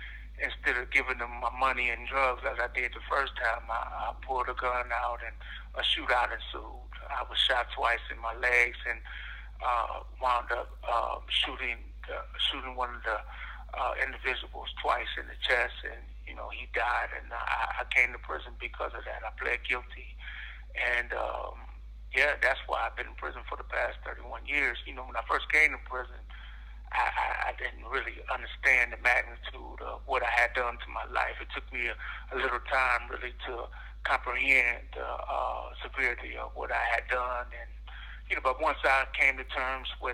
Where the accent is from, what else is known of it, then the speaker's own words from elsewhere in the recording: Cleveland, Ohio, United States; I'm from Cleveland, Ohio. I grew up in a small community called The Village in Cleveland.